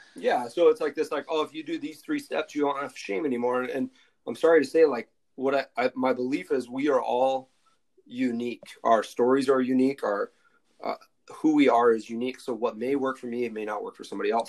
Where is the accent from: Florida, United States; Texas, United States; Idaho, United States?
Idaho, United States; Coeur d'Alene; also born or lived in Southern California; I was originally from Idaho. Like, went to college in Southern California. Kind of moved around a little bit, but kind of Coeur d'Alene, Idaho